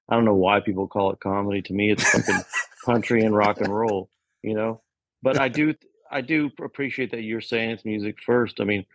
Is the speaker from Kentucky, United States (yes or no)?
yes; Lexington, Kentucky, United States; now in Nashville, United States; I'm from Lexington, which is, I'm a city slicker.